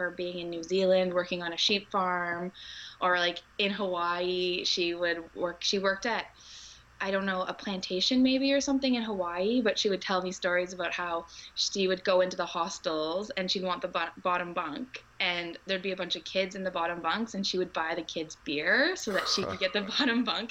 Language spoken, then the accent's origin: English; Canada; I'm from Canada.